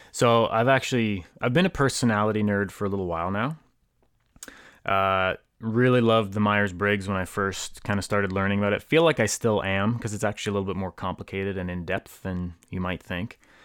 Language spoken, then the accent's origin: English; Hamilton, Ontario, Canada; now in Guelph, Canada; I am from Hamilton, Ontario, originally. I live in Guelph uh, right now